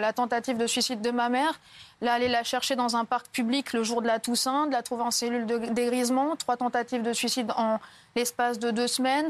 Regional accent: Lattes, Occitania, France; j'ai 22 ans et je viens de Latte à côté de Montpellier

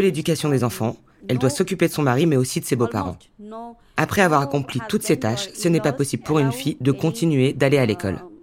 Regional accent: Bagerhat, Khulna Division, Bangladesh; Je viens du uh, sud du Bangladesh, du Bagharat

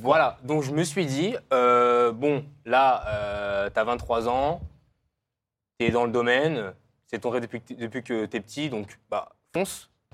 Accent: France; suis français européen

